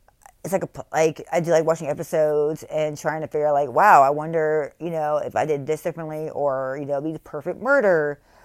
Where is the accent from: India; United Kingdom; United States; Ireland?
United States; Texas; born there; I was born in Texas. I'm a firecracker.